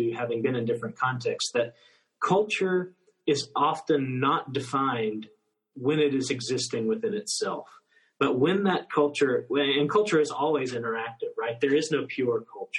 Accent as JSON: {"language": "English", "country": "United States", "moved": "yes", "said": "as an American, as someone from the United States"}